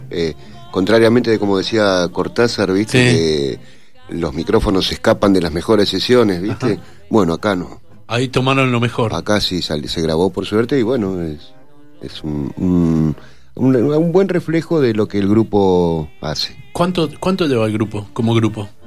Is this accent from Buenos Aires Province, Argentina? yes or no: yes; Avellaneda, Buenos Aires Province, Argentina; now in Mendoza, Argentina; soy de Avellaneda. Claro. Hace 27, 28 años voy a cumplir ya